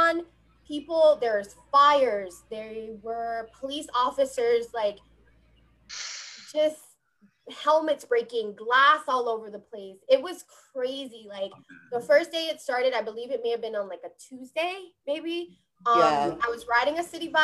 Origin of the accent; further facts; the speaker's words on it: Hawaii, United States; now in New York, United States; growing up in Hawaii